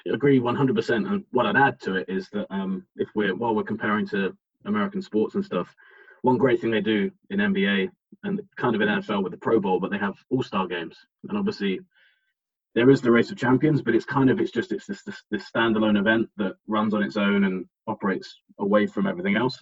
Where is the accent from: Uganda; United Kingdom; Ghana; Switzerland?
United Kingdom; England; we're both English